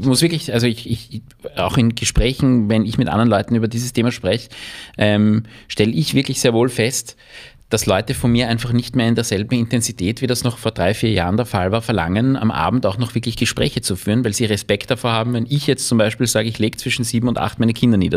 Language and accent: German; Vienna, Austria; ich bin kein Wirtshauskind, sondern ich bin ein Wiener Stadtkind